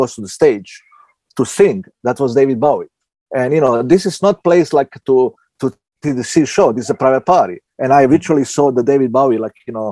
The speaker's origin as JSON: {"language": "English", "region": "Southern Italy", "country": "Italy", "tie": "born or raised there", "also_born_or_lived": "former Yugoslavia / Belgrade", "second_language": "English", "moved": "as an adult", "lives_now": "New York, United States", "said": "I was the guy from Southern Italy, born in former Yugoslavia, you come to New York."}